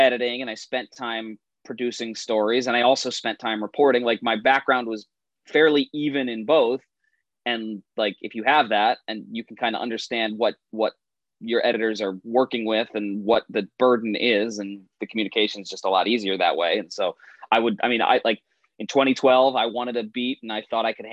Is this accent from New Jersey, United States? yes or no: yes; New Jersey, United States; moved away as an adult; now in San Diego, United States; I never like thought about living in California while I was growing up in Central Jersey